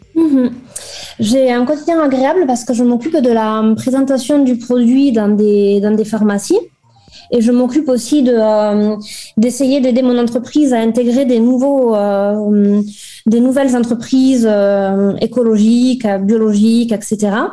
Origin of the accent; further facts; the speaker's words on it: Toulouse, Occitania, France; accent: accent ensoleillé; moved away as an adult; also born or lived in Lille; now in Cesena, Italy; je suis toulousaine